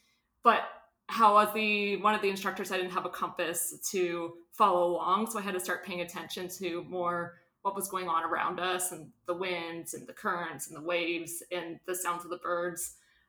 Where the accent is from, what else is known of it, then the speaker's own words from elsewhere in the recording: Canada; wayfinding as a Canadian non-Indigenous educator coming to learn about treaty and holism and kinship relationality